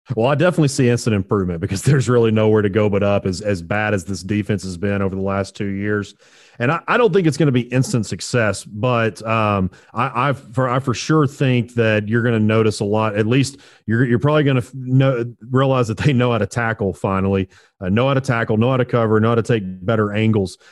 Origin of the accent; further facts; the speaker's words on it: just outside of Little Rock, Arkansas, United States; I grew up just outside of Little Rock